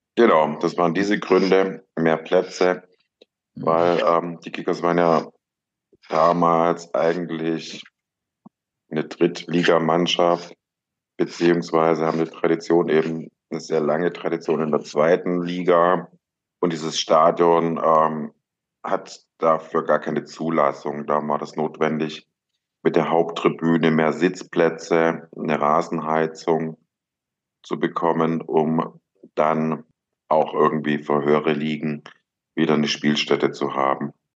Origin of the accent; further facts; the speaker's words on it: Ludwigsburg, Baden-Württemberg, Germany; also born or lived in Stuttgart; Ich bin zwar in Stuttgart geboren, aber im Umland von Stuttgart aufgewachsen, in Ludwigsburg